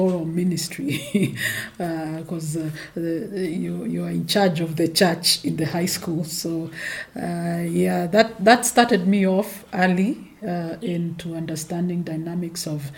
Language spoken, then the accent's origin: English; Nairobi, Kenya; I was born in Nairobi